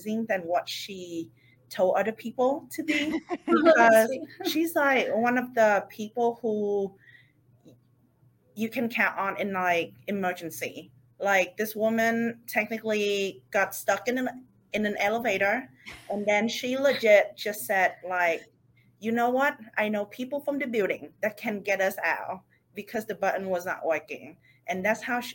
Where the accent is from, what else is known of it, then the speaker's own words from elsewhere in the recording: Vietnam; moved away as an adult; now in Houston, United States; I was born in Vietnam. So mm-hmm. Originally come from Vietnam.